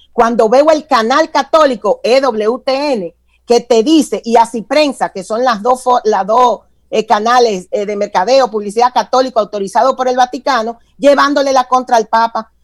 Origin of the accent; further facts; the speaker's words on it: Dominican Republic; moved away as an adult; now in Atlanta, United States; yo soy de origen dominicano, pero tengo más de veintitantos años, para que no calculen, eh, establecida en el estado de Georgia, en la ciudad de de Atlanta. Yo en República Dominicana estudié publicidad